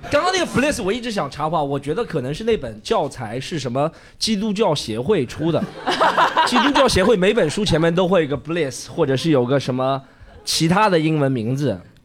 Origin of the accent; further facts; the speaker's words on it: Shanghai, China; 我是上海长大的